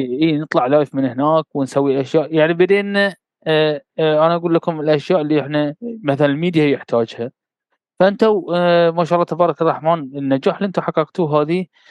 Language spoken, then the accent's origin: Arabic; Bahrain; انا بحريني